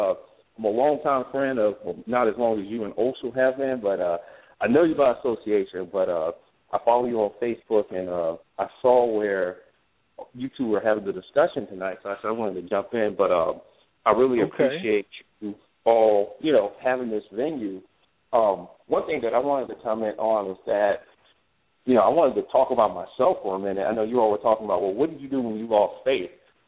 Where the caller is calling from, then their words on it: Spartanburg, South Carolina, United States; I'm calling from South Carolina, Spartanburg.